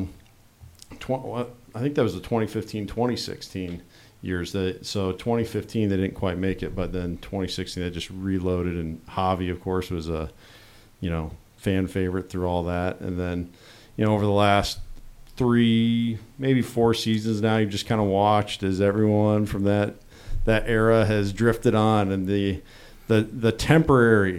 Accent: Illinois, United States; I grew up in Illinois, so therefore Bears fan by default.

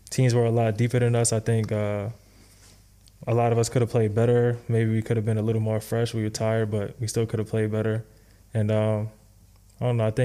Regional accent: New York, United States; I'm from New York, bro. So, so I mean, like isolation. I feel like I grew up, you know, playing like

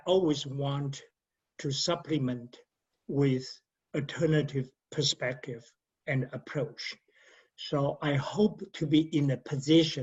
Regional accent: Taiwan; moved away as an adult; also born or lived in Maryland, United States / New York, United States / Pennsylvania, United States; now in Virginia, United States; I grew up this underdeveloped city in Taiwan

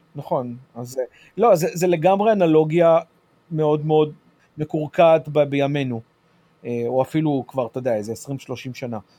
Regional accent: United States; בתור אמריקאי

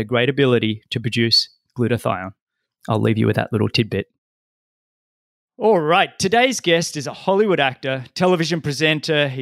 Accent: Sydney, New South Wales, Australia; my hometown, Sydney

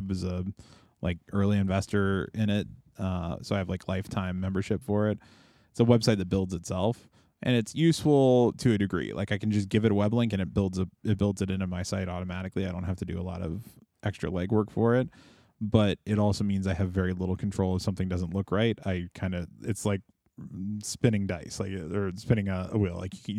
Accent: Minnesota, United States; I'm from Minnesota and I don't know these facts.

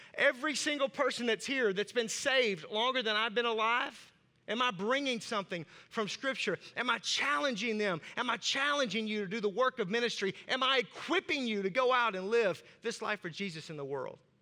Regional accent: Arkansas, United States; accent: southern; I have a southern accent and I'm from Arkansas

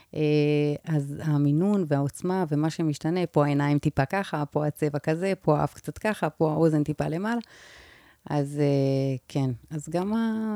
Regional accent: Israel; אני ישראלית ממוצעת

